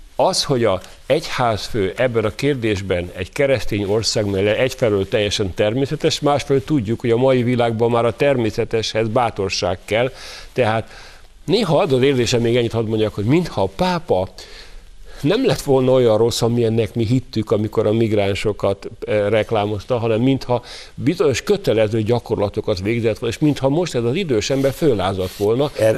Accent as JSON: {"language": "Hungarian", "country": "Hungary", "said": "Mi magyarok"}